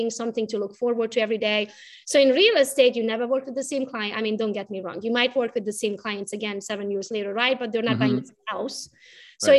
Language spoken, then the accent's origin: English; Romania; English is a second language; moved away as an adult; now in Michigan, United States; I was raised in Romania